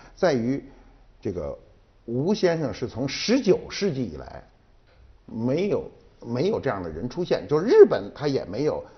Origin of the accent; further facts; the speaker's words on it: China; 我们中国人有很强的文化尊严